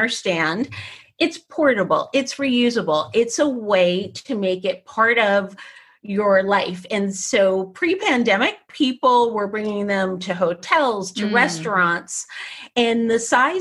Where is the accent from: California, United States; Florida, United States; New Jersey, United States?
New Jersey, United States; I grew up in New Jersey.